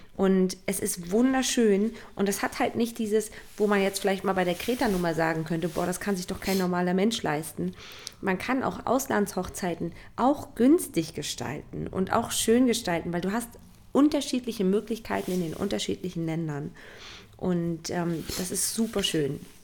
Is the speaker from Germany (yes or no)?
yes; Stralsund, Mecklenburg-Vorpommern, Germany; Stralsund, mhm. was ja meine Heimat ist